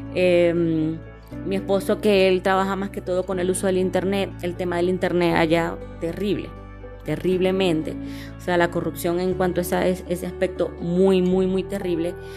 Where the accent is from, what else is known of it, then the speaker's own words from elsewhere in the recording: Maracaibo, Zulia, Venezuela; moved away as an adult; now in Colombia; la parte de este donde yo nací, que es Maracayo, por ser fronteriza, como que fue más fácil el emigrar